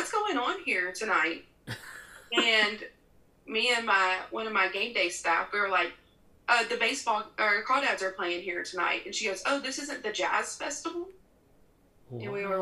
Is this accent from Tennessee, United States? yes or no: yes; Memphis, Tennessee, United States; moved away as an adult; now in Hickory, United States; I was born and raised in Memphis, Tennessee